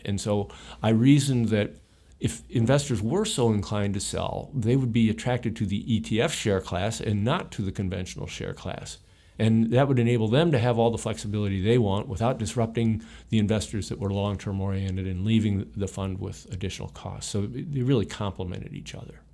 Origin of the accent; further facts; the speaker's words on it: Ohio, United States; I grew up in Ohio in, in more the center of the United States